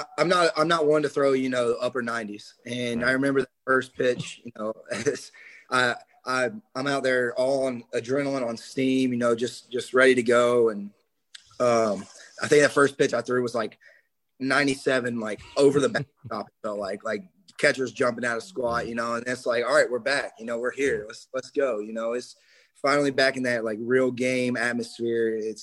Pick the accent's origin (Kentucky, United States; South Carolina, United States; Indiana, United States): South Carolina, United States; Like, I'm from South Carolina. I like South Carolina, not Clemson.